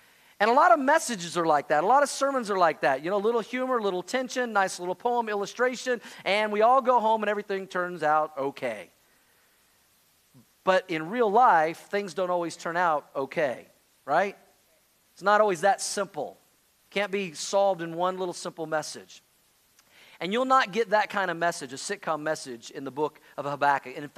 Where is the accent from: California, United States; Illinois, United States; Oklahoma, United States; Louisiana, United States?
Oklahoma, United States; I grew up in Oklahoma